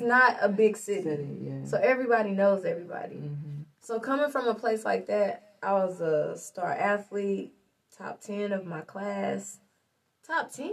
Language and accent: English; Lincoln, United States; I grew up in Lincoln